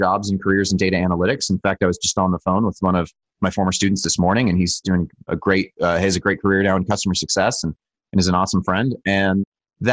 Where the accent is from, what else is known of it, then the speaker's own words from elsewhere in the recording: Utah, United States; I was born in Utah